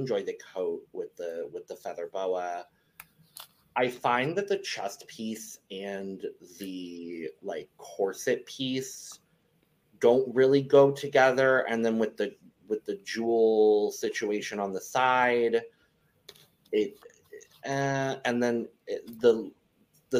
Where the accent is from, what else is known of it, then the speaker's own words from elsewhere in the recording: Southern Arizona, United States; I'm born and raised in Arizona, very specifically Southern Arizona